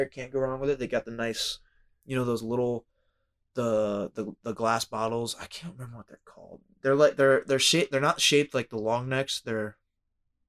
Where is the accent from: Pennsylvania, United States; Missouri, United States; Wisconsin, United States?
Pennsylvania, United States; it's home state